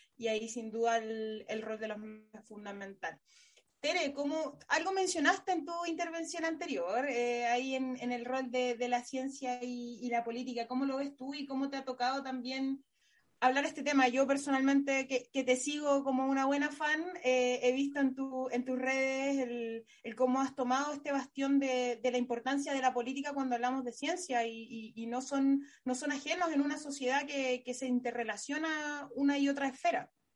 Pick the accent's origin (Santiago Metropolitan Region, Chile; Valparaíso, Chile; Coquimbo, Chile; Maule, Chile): Coquimbo, Chile; La Serena; en mi región, que soy oriunda ahí de La Serena